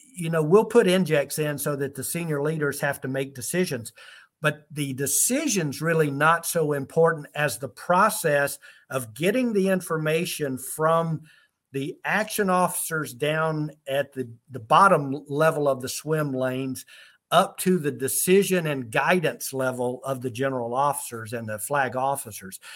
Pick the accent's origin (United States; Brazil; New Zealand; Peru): United States; College Park, Georgia; now in Germany; i'm right there from college park riverdale area in the atlanta area uh, that's where I'm from originally